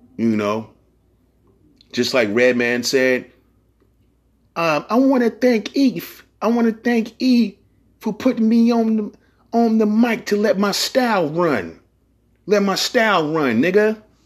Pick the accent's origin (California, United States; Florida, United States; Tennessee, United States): California, United States; San Francisco; I'm from San Francisco. We say blood and cuz in the Bay Area